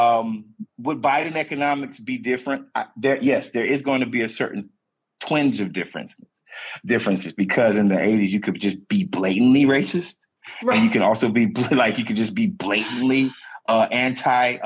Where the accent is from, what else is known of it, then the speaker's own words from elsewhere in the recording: the South, United States; a black man that is born and raised in the South